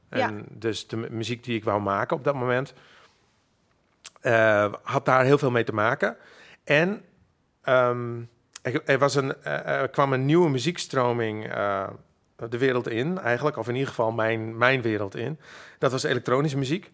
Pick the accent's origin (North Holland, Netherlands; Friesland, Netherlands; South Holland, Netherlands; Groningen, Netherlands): Friesland, Netherlands; Makkum; first language Frisian; Dutch is a second language; now in Amsterdam, Netherlands; ik ben opgegroeid in Makkam